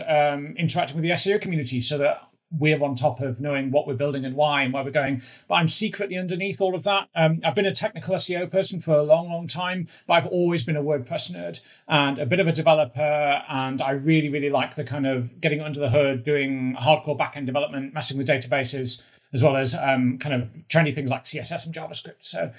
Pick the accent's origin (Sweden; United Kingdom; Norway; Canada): United Kingdom; I'm heading from the UK.